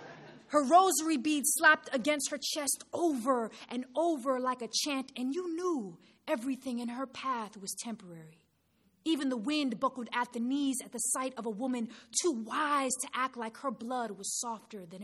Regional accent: New York City, New York, United States; growing up in New York City, I used to get piraguas after school every day

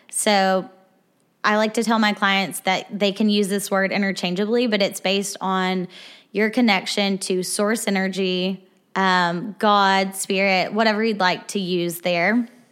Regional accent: Arkansas, United States; moved away as an adult; now in Nashville, United States; I am from Arkansas. I moved here to Nashville about a year and a half ago

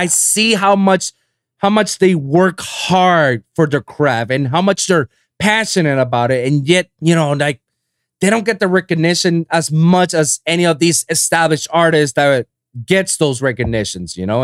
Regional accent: Guaynabo, Puerto Rico; moved away as an adult; now in Miami, United States; I'm from Guaynabo, next to San Juan.

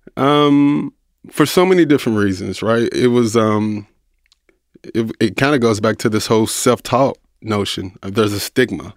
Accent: Louisville, Kentucky, United States; I'm from Louisville, Kentucky. I'm from the inner city, grew up poor

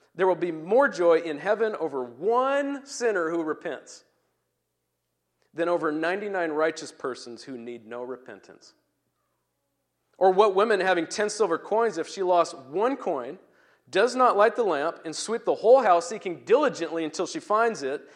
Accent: Turkey; now in Puyallup, United States; as I grew up in Turkey

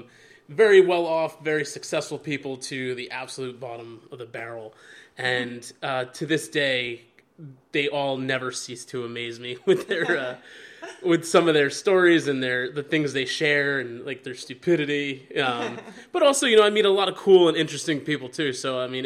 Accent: Fair Lawn, New Jersey, United States; I grew up in Fairlawn, which is like a suburb, you know, of Bergen County.

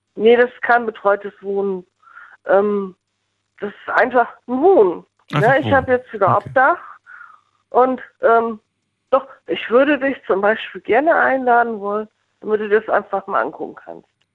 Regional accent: Northern Germany, Germany; also born or lived in Bonn; now in Mendig, Germany; ich bin Norddeutsch. Ich komme eigentlich aus dem Hafen

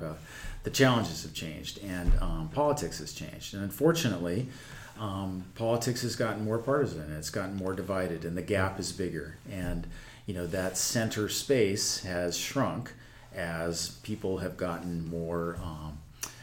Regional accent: Santa Barbara, California, United States; also born or lived in Fullerton, California / Lompoc, California; And we came here from when I was 5 years old, and I've lived here ever since

